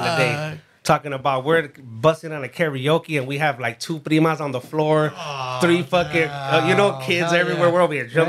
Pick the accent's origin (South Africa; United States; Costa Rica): United States; West Covina, California; also born or lived in Los Angeles; I was raised in the Valle right there, West Covina area.